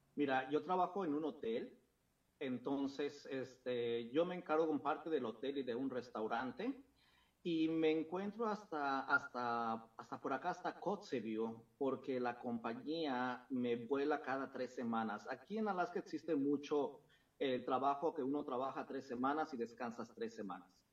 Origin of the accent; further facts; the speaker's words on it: Mexico City, Mexico; moved away; la Ciudad de México, que fue donde yo nací y crecí